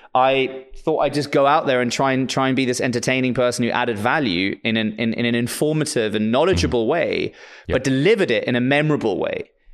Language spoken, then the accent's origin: English; South Africa; moved away; also born or lived in Lisbon; I'm actually South African